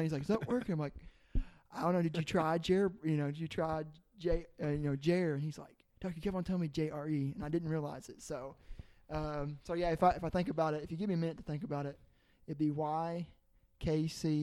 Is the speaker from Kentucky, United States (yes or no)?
yes; Anderson County, Kentucky, United States; also born or lived in Louisville, Kentucky; now in Knoxville, United States; I was raised in Anderson County, Kentucky.